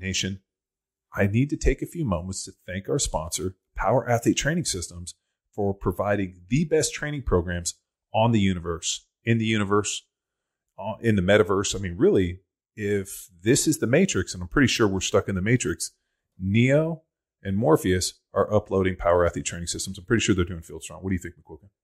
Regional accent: Newport Beach, California, United States; I'm from Orange County

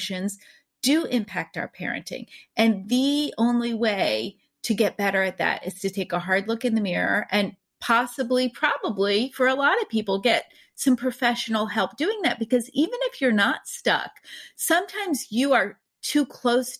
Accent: East Coast, United States; I grew up on the East Coast

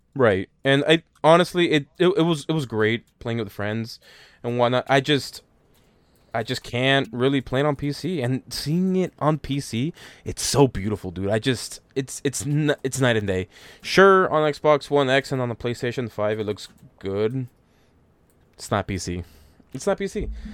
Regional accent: United States; being American

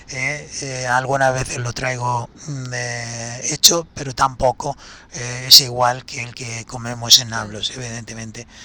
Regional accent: Palestine; Porque ese es el aceite lo que me hace recordar el sabor del aceite de mi tierra, con ese picorcito que tiene eh, eh, cuando lo tomas allí extra virgen y recién hecho, es exquisito.

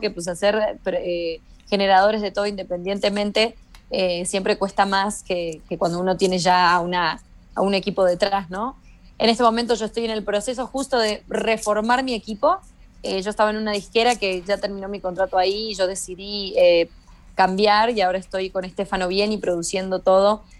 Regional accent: Argentina; moved away as an adult; now in Mexico; yo no me fui de Argentina

